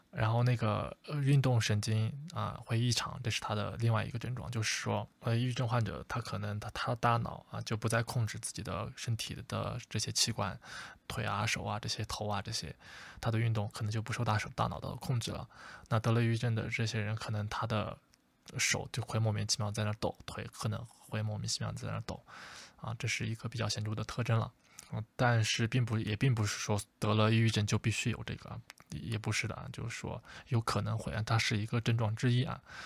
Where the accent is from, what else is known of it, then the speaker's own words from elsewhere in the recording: China; 我们中国人常说我们中国人会上火